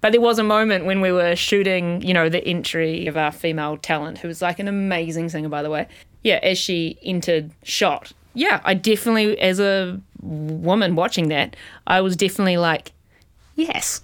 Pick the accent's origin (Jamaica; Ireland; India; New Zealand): New Zealand; moved away as an adult; also born or lived in New York; now in Australia; as a New Zealander, because I'm a New Zealander